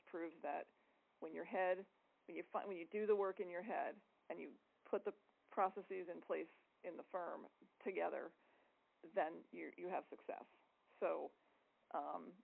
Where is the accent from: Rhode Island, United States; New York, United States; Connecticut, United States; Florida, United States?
Connecticut, United States; Hartford; my hometown Hartford